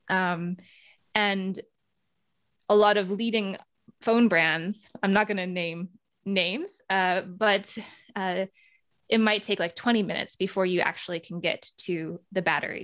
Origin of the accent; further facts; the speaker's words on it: United States; moved away as an adult; also born or lived in Netherlands; I came from the United States. That's my home country